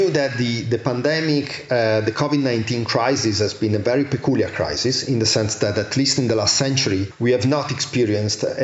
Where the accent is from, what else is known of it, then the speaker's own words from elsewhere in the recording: Italy; I'm from Italy, I'm from Southern Europe